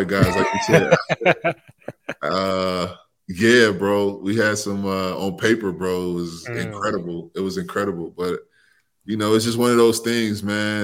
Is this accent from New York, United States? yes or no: no; Chicago, Illinois, United States; moved away; I grew up in Chicago